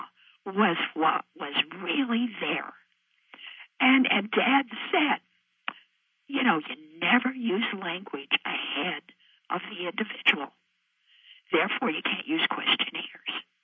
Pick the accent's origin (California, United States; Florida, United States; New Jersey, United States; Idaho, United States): Idaho, United States; I'm a gal from Idaho. I'm a Westerner.